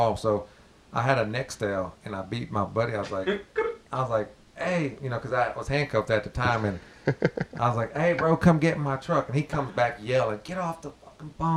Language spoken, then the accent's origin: English; Spring, Texas, United States; I grew up in Spring